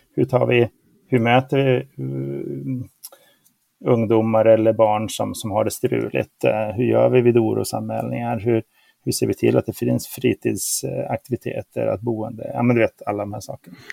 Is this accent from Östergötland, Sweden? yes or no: no; Luleå, Norrbotten County, Sweden; jag är ju uppväxt i Luleå